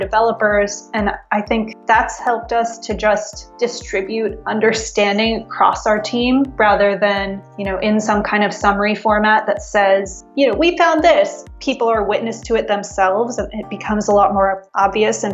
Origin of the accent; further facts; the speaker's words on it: Palo Alto, California, United States; I grew up in Palo Alto